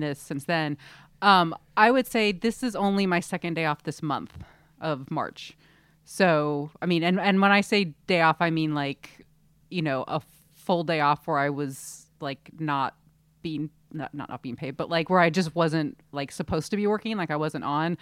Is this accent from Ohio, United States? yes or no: no; Southern California, United States; now in San Francisco, United States; we grew up in Southern California, I did